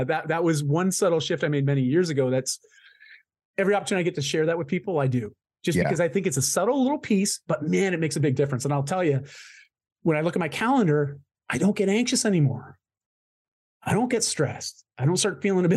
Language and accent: English; Canada; I'm Canadian.